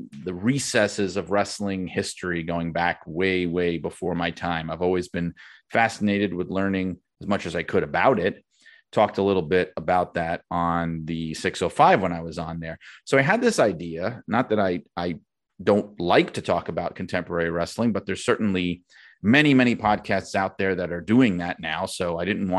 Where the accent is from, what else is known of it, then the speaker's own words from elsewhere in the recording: New York City, New York, United States; I'd been a wrestling fan from when I was a kid growing up in Brooklyn